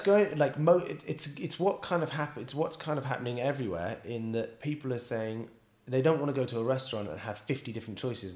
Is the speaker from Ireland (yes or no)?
no; Bristol, South West England, United Kingdom; moved away as an adult; also born or lived in London; now in Paris, France; I was born and raised in Bristol